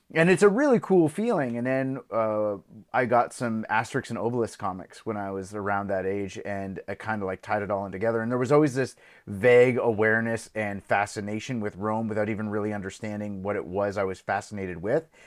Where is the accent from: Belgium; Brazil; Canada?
Belgium; I grew up in Belgium